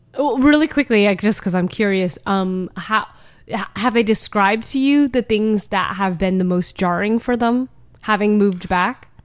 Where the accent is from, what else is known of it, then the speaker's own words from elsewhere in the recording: United States; I am Vietnamese American